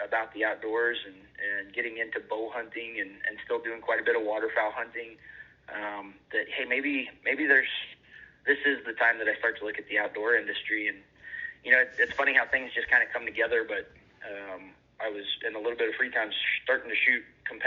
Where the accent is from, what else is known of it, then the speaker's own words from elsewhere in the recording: northeast Missouri, United States; I grew up in Missouri for the most part, really in the northeast corner of Missouri, on a family